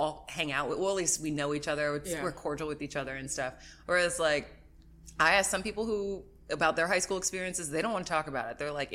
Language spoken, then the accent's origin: English; New Jersey, United States; I am from New Jersey